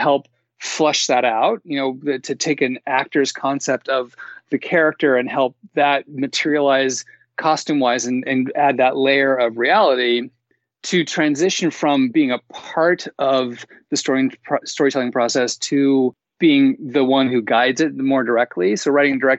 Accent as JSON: {"language": "English", "area": "the Northwest", "region": "Pacific Northwest", "country": "United States", "also_born_or_lived": "Seattle", "moved": "yes", "said": "I'm from the Northwest"}